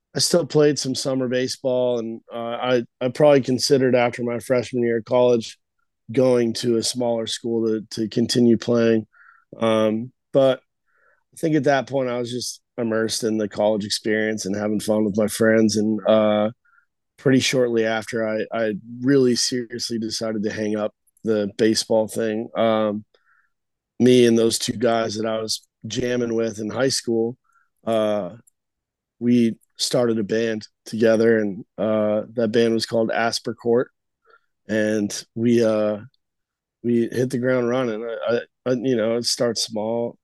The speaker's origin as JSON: {"language": "English", "town": "Albuquerque", "region": "New Mexico", "country": "United States", "tie": "born or raised there", "also_born_or_lived": "Los Angeles", "moved": "as an adult", "lives_now": "Nashville, United States", "said": "I ended up staying in my hometown in Albuquerque"}